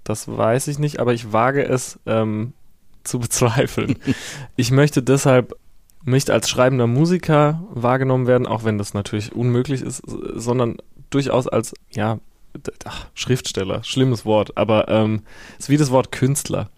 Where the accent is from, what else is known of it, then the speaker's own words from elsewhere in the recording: Herxheim, Rhineland-Palatinate, Germany; now in Berlin, Germany; Ich komme aus Herxheim äh, bei Landau in der Pfalz und da ist der Bahnhof äh, seit den frühen 90ern stillgelegt